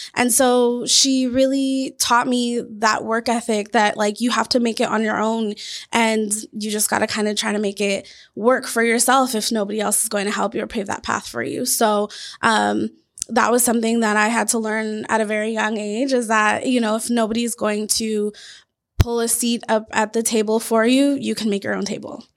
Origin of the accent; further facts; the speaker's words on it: Washington, United States; also born or lived in Louisiana; now in Arizona, United States; I'm originally from Washington State